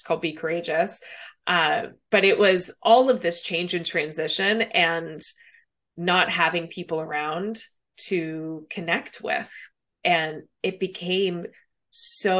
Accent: Los Angeles, California, United States; moved away as an adult; now in San Francisco Bay Area, United States; I'm originally from Los Angeles and born and raised there, lived there after college, met my husband there.

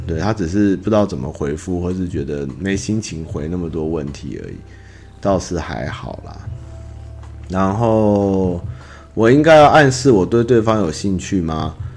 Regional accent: Taiwan; 只是我们台湾人会常常被被压住

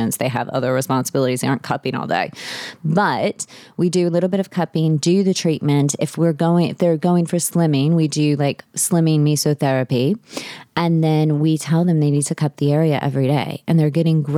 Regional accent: New Orleans, Louisiana, United States; moved away as an adult; also born or lived in Texas; So I'm from New Orleans. I'm seventh generation New Orleanian

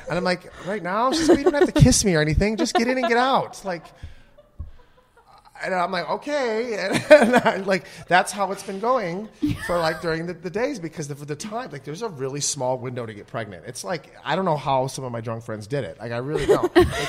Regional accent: Midwest, United States; But no, I'm from the Midwest. I can't wait to be a dad.

